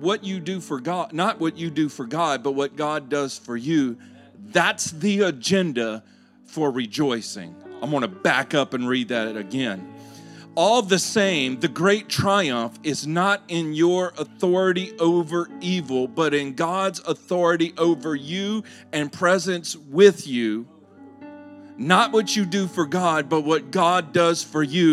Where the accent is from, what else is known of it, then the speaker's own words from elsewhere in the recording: Louisiana, United States; I'm from Louisiana